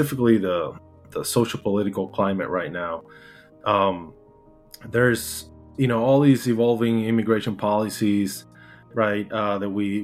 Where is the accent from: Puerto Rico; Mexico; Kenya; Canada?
Puerto Rico; English is a second language; moved away as an adult; now in United States; I'm from Puerto Rico, originally born and raised.